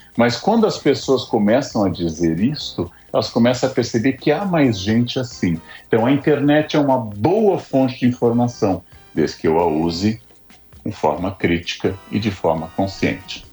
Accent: São Leopoldo, Rio Grande do Sul, Brazil; moved away; sou gaúcho, nasci em São Leopoldo, de origem alemã.

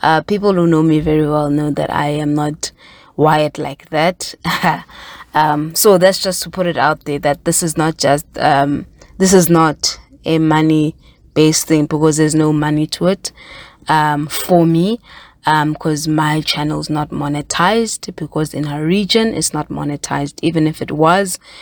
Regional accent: South Africa; myself as a South African woman

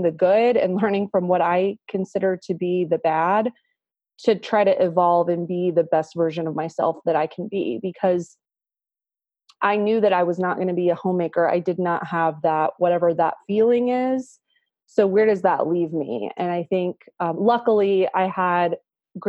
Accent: Marietta, Georgia, United States; also born or lived in Atlanta, Georgia; I was born in Atlanta, and my dad is from Atlanta. My mom is from Florida, but she went to nursing school in Atlanta, and that's where they met. And we moved to the suburbs of Atlanta, which is Marietta is a suburb of Atlanta. When I was a young kid, I started kindergarten in Marietta and went from kindergarten all the way through 12th grade in the same school system

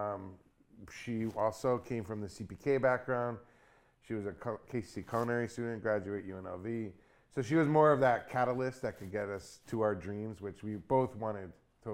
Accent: Hawaii, United States; also born or lived in New York; I was born in New York. I moved here when I was 10. And the thing I remember missing here from childhood was pizza. And I feel I grew up in Hawaii.

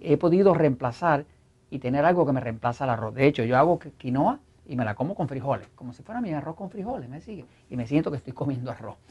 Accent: Puerto Rico; como buen puertorriqueño

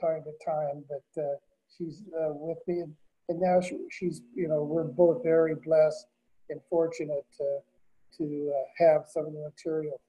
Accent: Portland, Oregon, United States; I grew up in North Portland

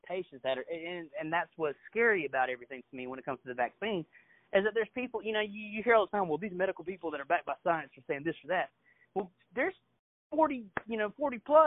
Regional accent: United States; As an American citizen

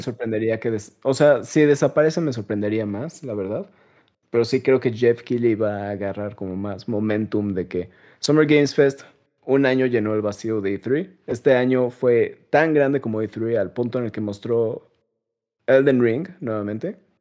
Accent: Mexico; Me disculpo como mexicano

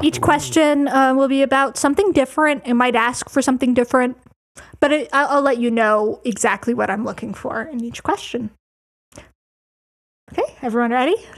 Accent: Colorado, United States; now in Chicago, United States; I'm from Colorado, and that's not an amount of snow I see usually

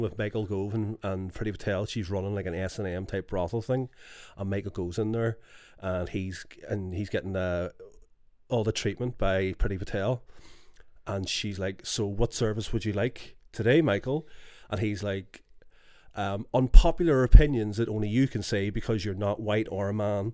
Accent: Belfast, Northern Ireland, United Kingdom; moved away as an adult; also born or lived in England; we're all from Ardoyne

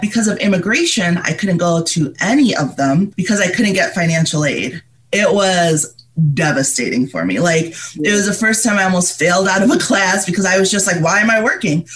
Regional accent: Canandaigua, New York, United States; moved away as an adult; also born or lived in Monrovia, Liberia / Florida; I came here when I was around five yeah, or almost five. And I grew up in upstate New York in a town called Canandaigua.

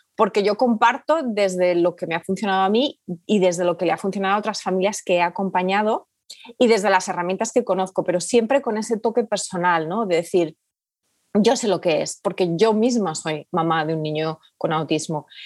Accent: Spain; moved away as an adult; also born or lived in United Kingdom; España, que es de donde yo soy originariamente, eh, pero vivíamos en el Reino Unido

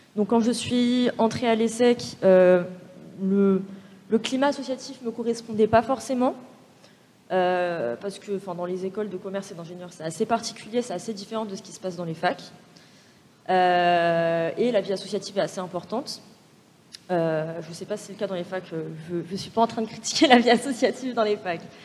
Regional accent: Val-de-Marne, near Orly, Île-de-France, France; also born or lived in Algeria; je suis née, j'ai grandi euh, en banlieue euh, dans le 94, vers Orly

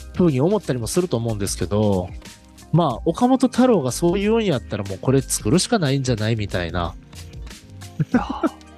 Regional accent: Osaka, Japan; 我々大阪人

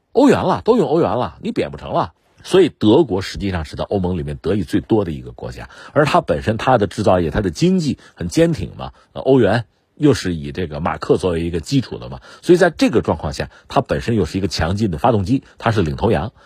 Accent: China; 我们中国人

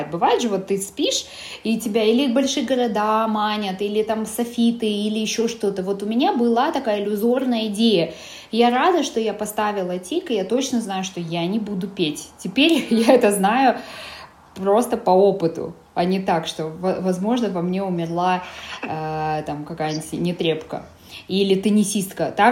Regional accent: Karaganda, Karaganda Region, Kazakhstan; moved away as an adult; now in Almaty, Kazakhstan; То есть я девушка из провинции, э, э, родилась в Карагандинской области, э, из Караганды и училась там, там же в Караганде. А, затем переехала сюда, в Алматы, поступать

